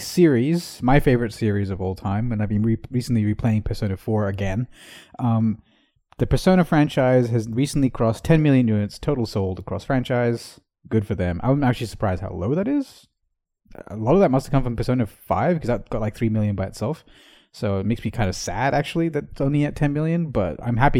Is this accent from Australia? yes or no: yes; Australia; as the Australian correspondent myself